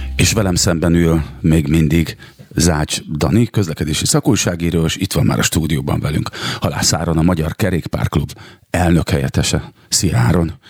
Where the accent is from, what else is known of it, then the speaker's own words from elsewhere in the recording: Szeged, Csongrád-Csanád, Hungary; én Szegeden nőttem fel